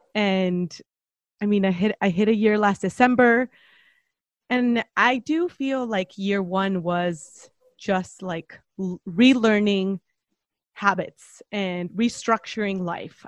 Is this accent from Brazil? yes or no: no; Mexico; moved away as an adult; now in San Diego, United States; I'm originally from Mexico, but I've been here for coming up on a decade.